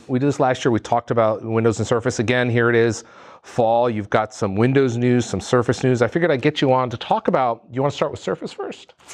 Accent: New England, United States; I'm from New England

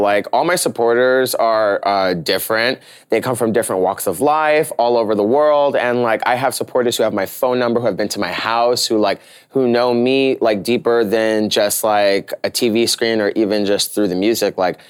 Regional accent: New York, United States; So like, being a New Yorker, I'm gonna just like be myself.

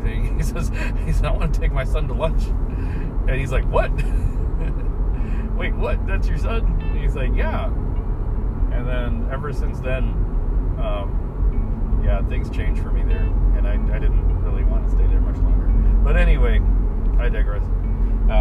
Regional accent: San Antonio, Texas, United States; we have a very large black community in San Anto

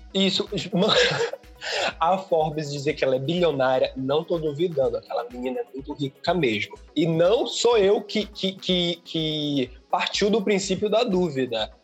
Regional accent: Pará, Brazil; eu sou do Pará

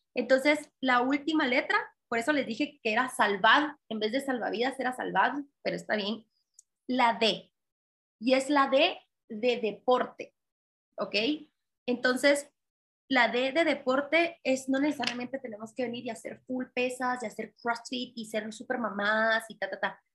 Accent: Guatemala; no hay guatemaltecas como yo, porque no hay mujeres referentes en mi país

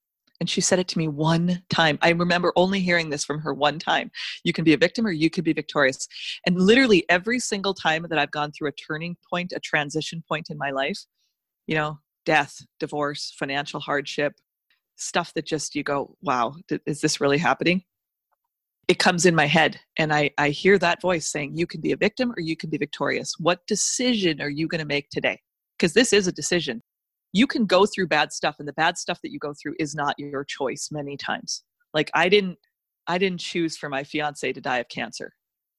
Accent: North Dakota, United States; I grew up in North Dakota in the middle of winter.

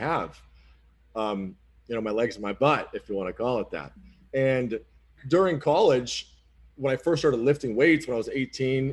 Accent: Oxford, Massachusetts, United States; moved away; I don't really live in the city of Boston, but I'm from a small town called Oxford, Massachusetts

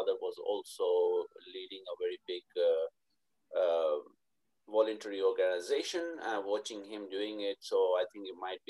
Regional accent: Pakistan; now in United Kingdom; So, and as I said, I came from Pakistan to UK.

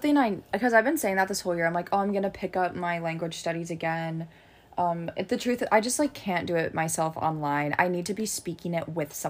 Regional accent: United States; I was like embarrassed to be Greek when I was younger. Because I was like, I'm just, like, I'm from America, I'm not from Greece, like, I'm American

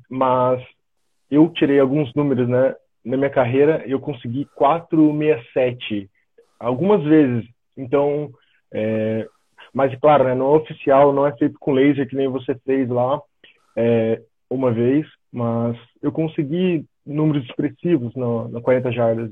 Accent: São José dos Campos, São Paulo, Brazil; moved away as an adult; also born or lived in Florianópolis, Santa Catarina / southern Brazil; now in Germany; sou natural de São José dos Campos, São Paulo, então sou paulista

